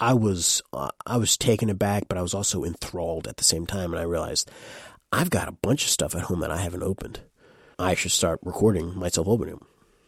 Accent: Saratoga Springs, New York, United States; I'm quote-unquote from Saratoga Springs, New York

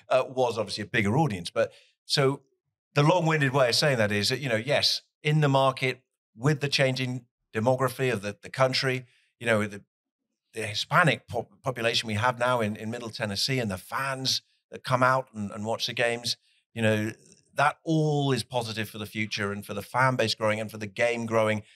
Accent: Plymouth, South West England, United Kingdom; moved away as an adult; now in Nashville, United States; I'm from Plymouth in the UK. We're a Division 3 team. We've never been in the Premier League, but I support them because that's my hometown

